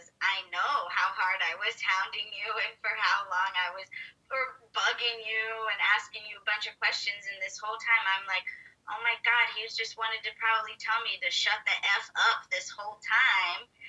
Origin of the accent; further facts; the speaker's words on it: Pittsburgh, Pennsylvania, United States; now in San Diego, United States; I am originally from Pittsburgh, Pennsylvania, but I am lucky enough to call San Diego, California my home now